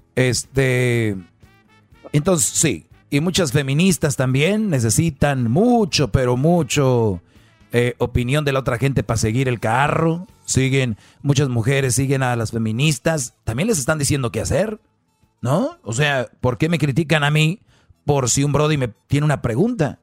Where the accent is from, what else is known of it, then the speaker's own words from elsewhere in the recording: Mexico; soy de México